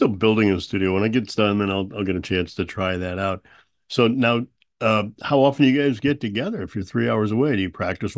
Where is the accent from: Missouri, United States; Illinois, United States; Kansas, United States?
Missouri, United States; St. Louis; I'm from St. Louis